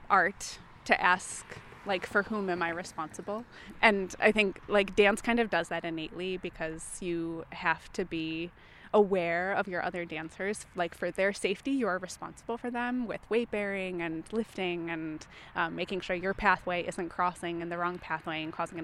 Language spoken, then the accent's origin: English; Rockford, Illinois, United States; how significant those types of programs and projects were in my life growing up in Rockford